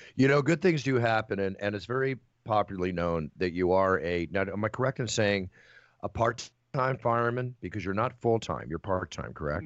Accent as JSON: {"language": "English", "town": "Malibu", "region": "California", "country": "United States", "tie": "born or raised there", "said": "growing up in Malibu for 35 years plus, and and all. I've been through every major fire out there. Had my house almost burned down twice. My my childhood home just burned down last year"}